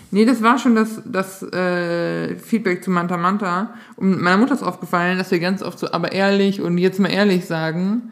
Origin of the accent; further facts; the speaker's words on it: Northern Germany, Germany; accent: Low German-tinged (Wat, Dat, Ne); Ich dachte mir, ich spreche akzentfreies Hochdeutsch, aber ich habe viel so dieses Wat und Dat und Ne